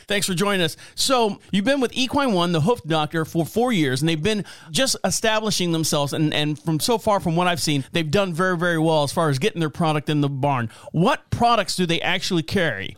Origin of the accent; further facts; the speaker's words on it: Orlando, Florida, United States; now in North Carolina, United States; I'm born and raised in Orlando, Florida.